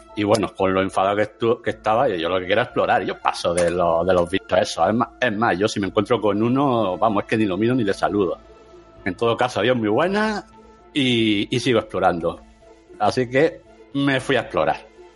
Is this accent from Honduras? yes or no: no; Region of Murcia, Spain; soy de Murcia